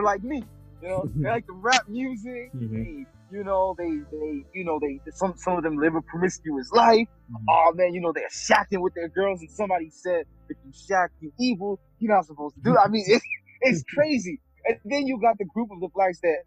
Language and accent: English; Haiti; moved away; I'm Haitian, dog. I was born in Haiti.